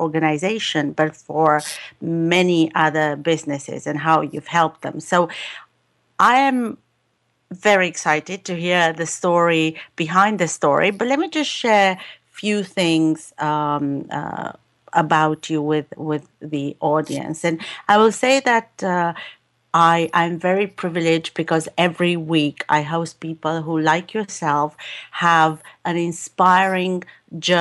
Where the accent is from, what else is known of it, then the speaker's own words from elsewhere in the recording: United Kingdom; as a Brit